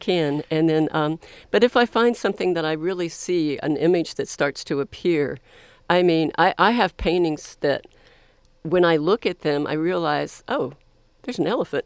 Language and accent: English; Florida, United States; also born or lived in Columbus, Ohio; now in Texas, United States; I was born in Columbus, Ohio, but, um, I have lived most of my life in the state of Florida on either the East Coast or the Panhandle of Florida